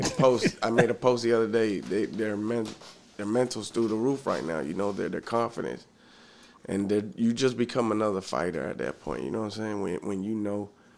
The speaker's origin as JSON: {"language": "English", "town": "Hollywood", "region": "Florida", "country": "United States", "tie": "born or raised there", "said": "I'm from Miami, Florida, Hollywood, Florida, really."}